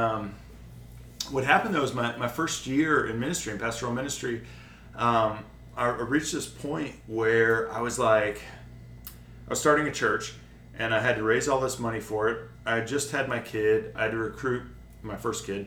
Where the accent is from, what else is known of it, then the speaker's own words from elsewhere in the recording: Detroit, Michigan, United States; I grew up in the Metro Detroit area.